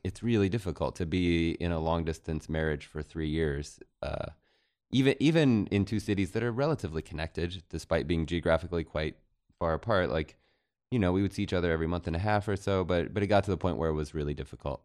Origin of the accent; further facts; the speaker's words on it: Central City, Colorado, United States; now in Los Angeles, United States; we had a double wide trailer in Central City, Colorado